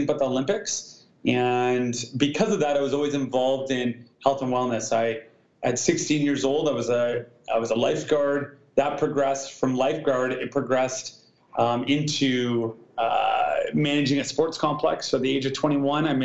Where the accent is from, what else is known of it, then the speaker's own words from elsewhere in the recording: Vancouver, British Columbia, Canada; living in and growing up in Vancouver and in the Great White North in Canada